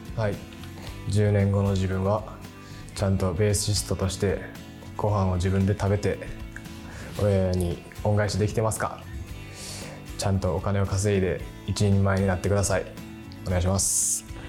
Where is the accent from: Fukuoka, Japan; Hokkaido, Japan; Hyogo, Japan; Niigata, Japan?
Hyogo, Japan; Kobe; 出身はここ神戸市です